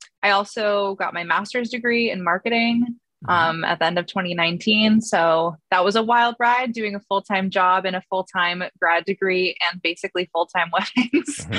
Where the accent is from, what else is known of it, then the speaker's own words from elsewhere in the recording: New Hampshire, United States; moved away as an adult; now in Boston, United States; I'm originally from New Hampshire, but I just moved to Boston at the end of last summer